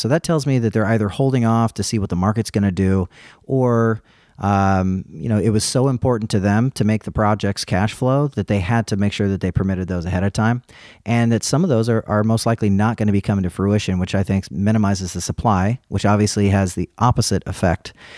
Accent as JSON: {"language": "English", "region": "California", "country": "United States", "moved": "yes", "said": "I'm from California originally."}